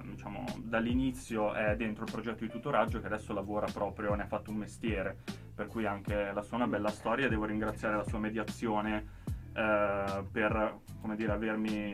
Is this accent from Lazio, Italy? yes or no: no; Milan, Lombardy, Italy; io sono milanese colpevole.